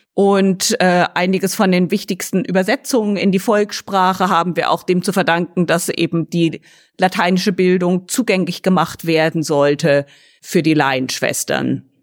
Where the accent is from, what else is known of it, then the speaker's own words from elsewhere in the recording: Lüneburg, Lower Saxony, Germany; now in Oxford, United Kingdom; ursprünglich komme ich aus deutschen mittelalterlichen Städten, teilweise aufgewachsen in Lüneburg